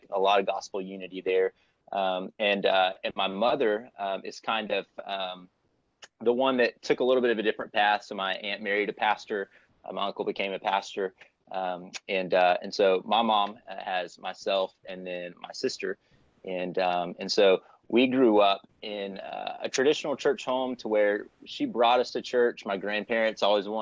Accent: Warner Robins, Georgia, United States; also born or lived in Florida; I was raised in Warner Robins, Georgia. So I'm from Middle Georgia and grew up there pretty much most of my life

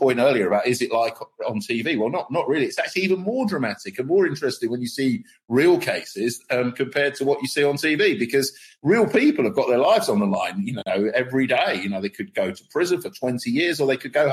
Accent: Milton Keynes, South East England, United Kingdom; I grew up in Milton Keynes

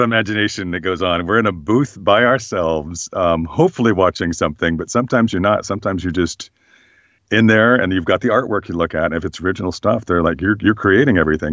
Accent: Berkeley, California, United States; I grew up in Berkeley, California

